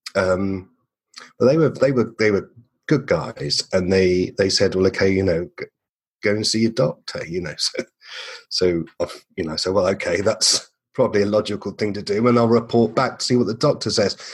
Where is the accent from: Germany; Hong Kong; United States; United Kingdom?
United Kingdom; England; moved away as an adult; now in Perth, Australia; I'm an Englishman.